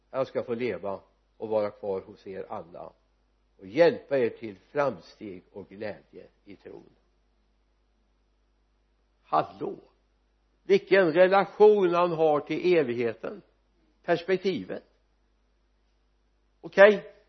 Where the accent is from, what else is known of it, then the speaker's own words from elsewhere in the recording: Sweden; jag vet att jag har glädje av att jag är medborgare i Svea rike